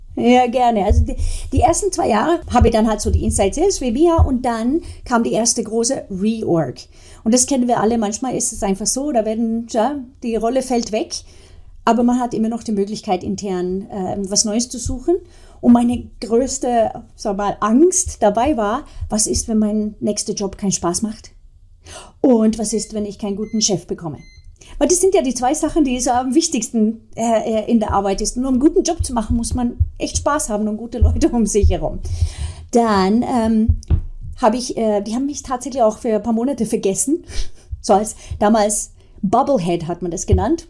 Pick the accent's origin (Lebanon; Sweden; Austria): Sweden; now in Germany; als Kind damals in Schweden